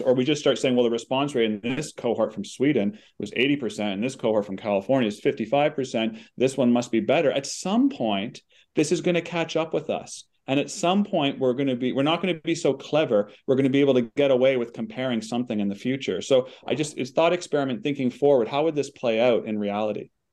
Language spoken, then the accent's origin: English; Canada; we're Canadian